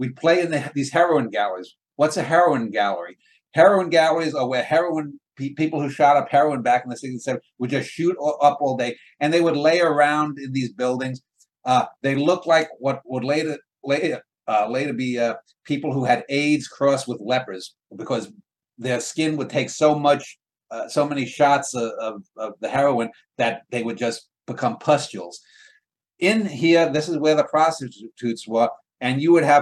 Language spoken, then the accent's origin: English; New York City, New York, United States; When I was a kid, I grew up in the Ridgewood section of New York